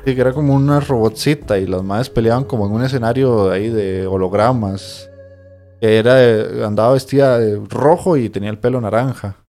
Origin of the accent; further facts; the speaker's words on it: Cartago, Costa Rica; also born or lived in San José, Costa Rica; Yo soy de Cartago, pero soy cédula 1